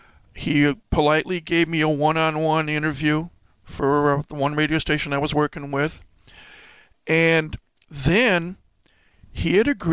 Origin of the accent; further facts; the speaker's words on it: Detroit, Michigan, United States; moved away; I remember growing up in Detroit